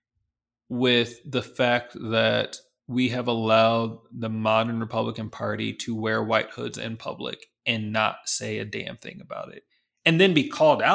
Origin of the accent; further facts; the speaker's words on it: Detroit, Michigan, United States; I grew up in Detroit